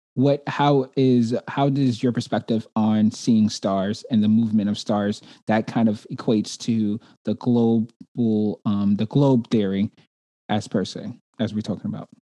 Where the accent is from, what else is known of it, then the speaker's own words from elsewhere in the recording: New York City, New York, United States; moved away; I'm originally from Brooklyn, New York